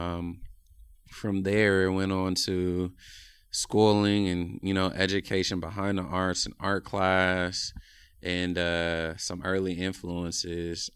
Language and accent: English; Oakland, California, United States; I'm from Oakland, California, born and raised